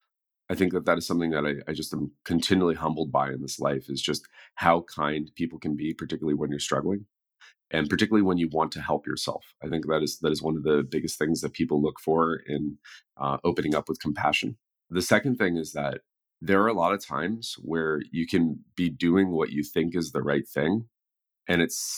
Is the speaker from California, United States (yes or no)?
yes; the Peninsula, south of San Francisco, California, United States; I grew up on the peninsula in just south of San Francisco